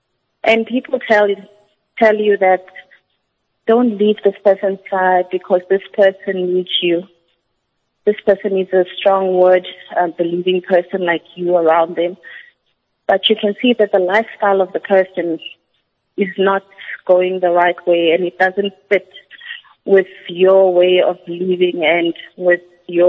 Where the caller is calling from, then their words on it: Johannesburg, Gauteng, South Africa; I'm calling from Johannesburg.